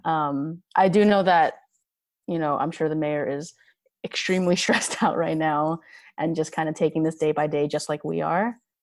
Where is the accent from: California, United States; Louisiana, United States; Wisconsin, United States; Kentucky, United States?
California, United States; Los Angeles; born and raised in Los Angeles